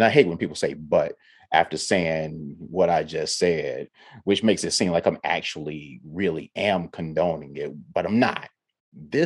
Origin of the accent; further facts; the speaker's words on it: Ohio, United States; now in the South, United States; I'm from Ohio and I wasn't raised in a touchy-feely household